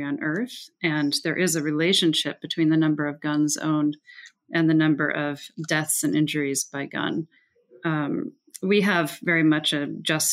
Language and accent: English; Evanston, Illinois, United States; also born or lived in Prague, Czech Republic; I did grow up in Evanston